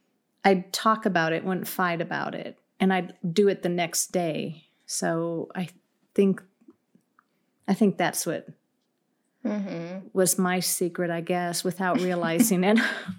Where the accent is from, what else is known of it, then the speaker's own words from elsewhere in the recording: California, United States; So I'm Californian here, but I like New Mexico.